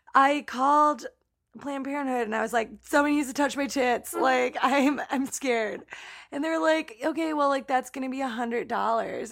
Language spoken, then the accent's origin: English; Elyria, Ohio, United States; my hometown of Elyria, Ohio, that was conveniently located across the street from our high school